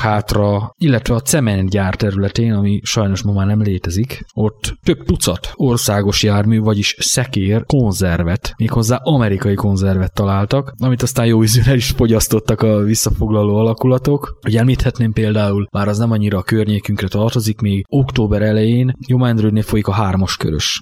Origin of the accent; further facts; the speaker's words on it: Püspökladány, Hajdú-Bihar, Hungary; én magam püspökladányi származású vagyok